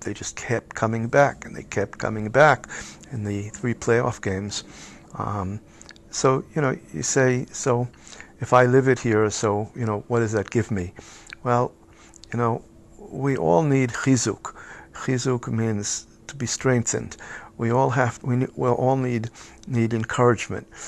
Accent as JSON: {"language": "English", "country": "United States", "tie": "born or raised there", "moved": "as an adult", "lives_now": "Israel", "said": "as a kid growing up in the United States"}